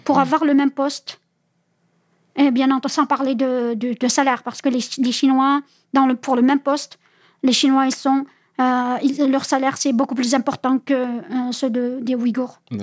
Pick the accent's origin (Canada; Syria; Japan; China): China; Uyghur region, Xinjiang; French is a second language; moved away as an adult; now in France; pour ma ville natale, je devais passer par la capitale